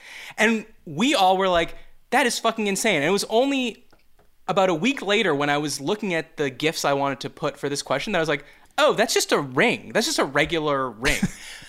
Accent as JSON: {"language": "English", "country": "Canada", "said": "Yeah, we have the Queen of England on it. We're both Canadian. We have the Queen of England on our money."}